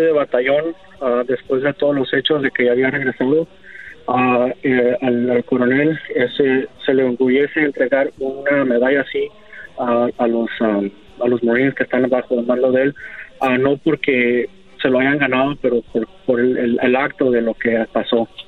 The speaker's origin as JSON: {"language": "Spanish", "country": "United States", "tie": "born or raised there", "also_born_or_lived": "Arizona", "said": "yo soy ciudadano americano, yo he vivido aquí en Estados Unidos toda mi vida"}